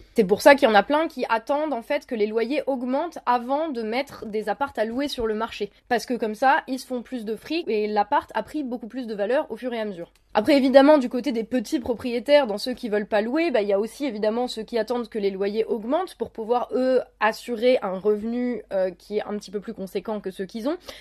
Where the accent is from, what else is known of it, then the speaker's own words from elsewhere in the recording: Lorraine, Grand Est, France; chez moi en Lorraine